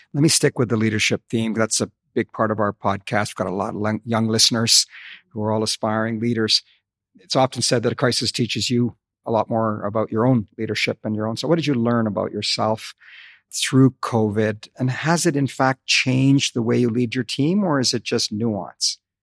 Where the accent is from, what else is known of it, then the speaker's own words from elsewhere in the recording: Calgary, Alberta, Canada; moved away; Calgary, as you know, is my hometown